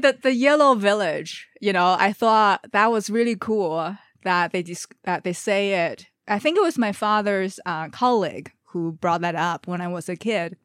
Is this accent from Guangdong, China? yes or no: no; Beijing, China; now in Canada; I'm from Beijing, China. I live in Canada.